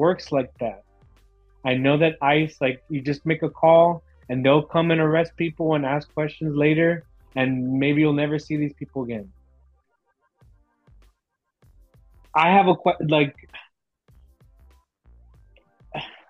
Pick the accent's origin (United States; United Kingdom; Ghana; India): United States; Miami, Florida; I grew up in Miami